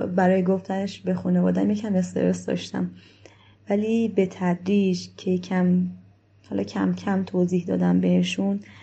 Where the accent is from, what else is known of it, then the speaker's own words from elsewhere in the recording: Afghanistan; now in Iran; ما افغانستانی هستیم